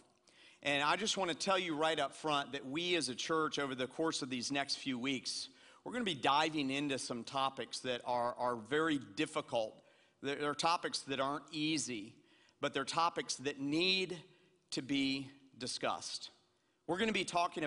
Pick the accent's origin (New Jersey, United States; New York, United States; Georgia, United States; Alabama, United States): Georgia, United States; Atlanta; I'm a white kid from Atlanta, Georgia, and I grew up in Atlanta, Georgia